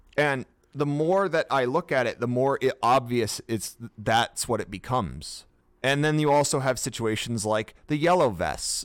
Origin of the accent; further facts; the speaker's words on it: United States; we are American